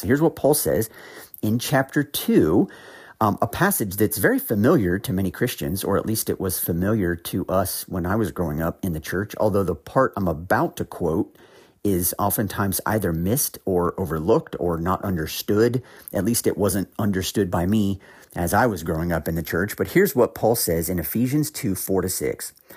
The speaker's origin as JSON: {"language": "English", "region": "Ohio", "country": "United States", "moved": "yes", "lives_now": "North Carolina, United States", "said": "I, I'm from Ohio originally. I, I have actually now lived in North Carolina for several years, but I am originally from the Midwest"}